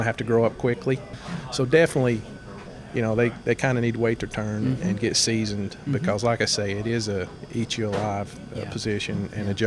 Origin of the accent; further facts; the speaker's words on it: Etowah, Tennessee, United States; my hometown right here